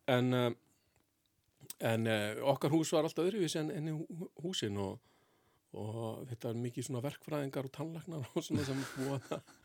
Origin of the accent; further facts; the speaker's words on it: Reykjavík, Capital Region, Iceland; Ég ólst upp í Fossvegi, svona mestafn hluta til